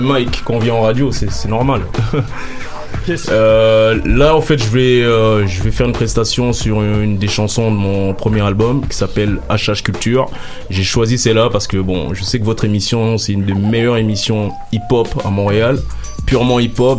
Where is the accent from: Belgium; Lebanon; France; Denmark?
Belgium; also born or lived in Kinshasa, DR Congo; artiste néo Congo, à Kinshasa, j'ai grandi en Belgique